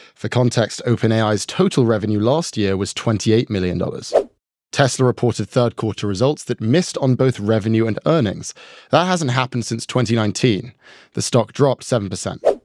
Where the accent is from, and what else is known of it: New York, United States; born or raised there